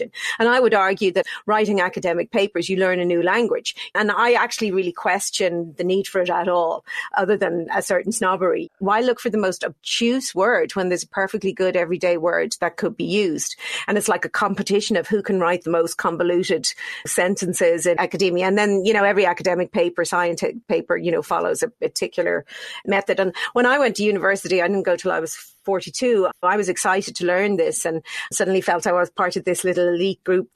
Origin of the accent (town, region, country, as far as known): Ireland; born or raised there